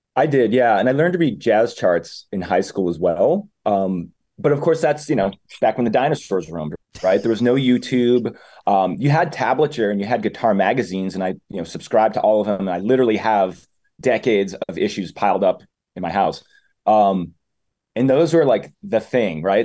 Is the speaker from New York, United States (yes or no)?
no; Methuen, Massachusetts, United States; also born or lived in France / Argentina / Uruguay; I'm born and raised in Methuen